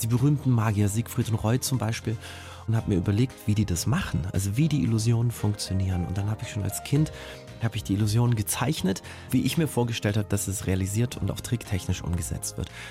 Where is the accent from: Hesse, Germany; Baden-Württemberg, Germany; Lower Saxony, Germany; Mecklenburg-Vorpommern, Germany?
Baden-Württemberg, Germany; Ulm; in Ulm, in meiner Heimatstadt